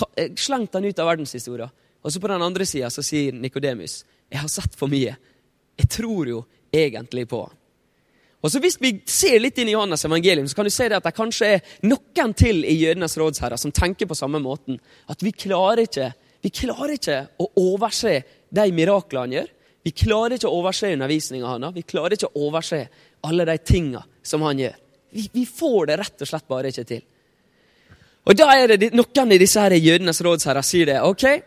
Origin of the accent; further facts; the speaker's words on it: Ålesund, Møre og Romsdal, Norway; jeg er fra Ålesund.